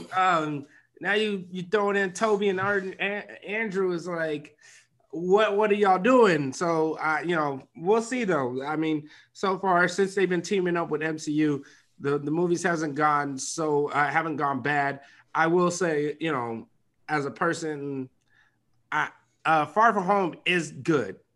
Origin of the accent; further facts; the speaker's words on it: Nigeria; I'm Nigerian.